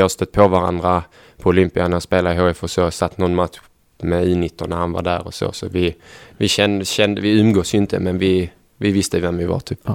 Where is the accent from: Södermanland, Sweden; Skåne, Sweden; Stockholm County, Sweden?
Skåne, Sweden; Helsingborg; moved away as an adult; now in Gävle, Sweden; Jag bodde hemma också i Helsingborg hos familjen när jag bodde där.